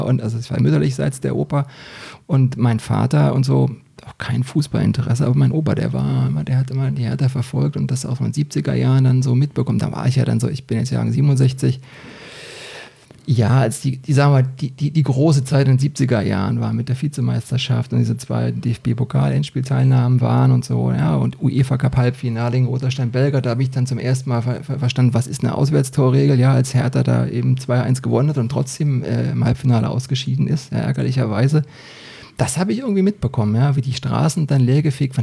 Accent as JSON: {"language": "German", "region": "Berlin", "country": "Germany", "moved": "as an adult", "lives_now": "Hesse, Germany", "said": "ich habe äh, zum Schluss ähm, in Britz gewohnt, ja, also ich komme da unten aus der Ecke, so Britzburg-Rudo"}